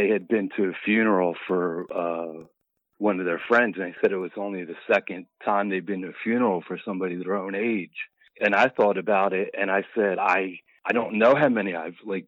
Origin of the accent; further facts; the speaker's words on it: Philadelphia, Pennsylvania, United States; All 54 years in Philadelphia. Born and raised.